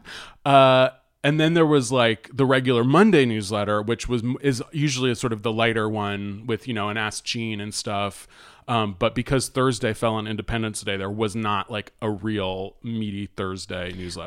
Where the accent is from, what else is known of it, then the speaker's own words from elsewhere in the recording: United States; I'm American